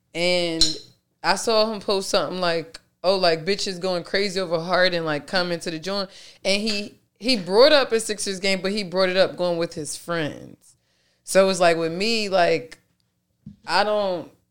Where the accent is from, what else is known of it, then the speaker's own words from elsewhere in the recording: Philadelphia, Pennsylvania, United States; I'm really from South Philly.